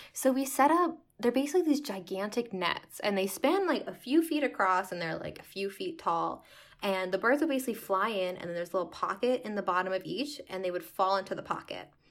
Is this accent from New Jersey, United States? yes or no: yes; Lincroft, New Jersey, United States; moved away as an adult; now in North Grafton, United States; I grew up in Lynn Croft, New Jersey, basically lived there my whole life